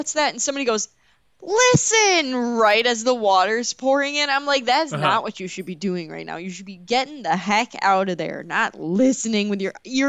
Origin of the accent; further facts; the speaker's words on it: Wisconsin, United States; I'm from Wisconsin.